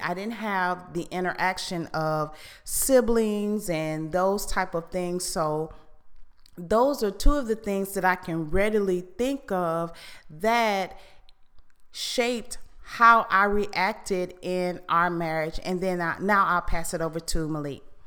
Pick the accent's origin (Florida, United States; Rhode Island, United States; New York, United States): Florida, United States; Fort Lauderdale; I am from Fort Lauderdale